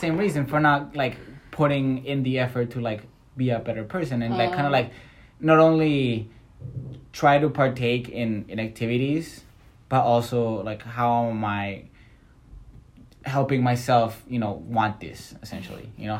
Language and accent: English; Canada; because I came from Canada, I know English.